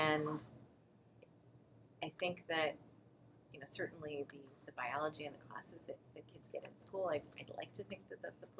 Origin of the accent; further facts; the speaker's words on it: Texas, United States; I'm from Texas